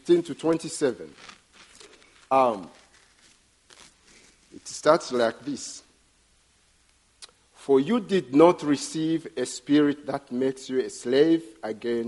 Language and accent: English; Burundi; first language Kirundi; English is a second language; my native language, which is Kirundi